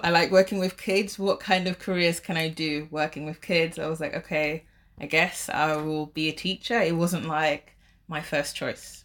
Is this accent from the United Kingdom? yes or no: yes; London, United Kingdom; moved away as an adult; now in Shanghai, China; I'm from London, but I have, uh, like, a Caribbean background